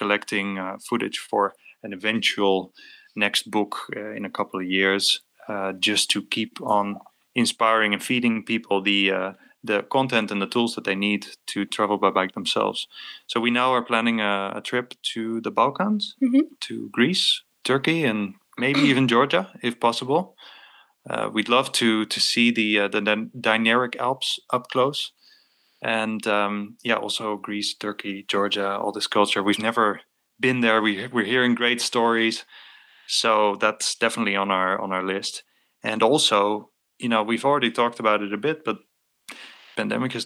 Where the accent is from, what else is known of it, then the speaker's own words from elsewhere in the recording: North Holland, Netherlands; where I grew up in North Holland, there are dunes and forest.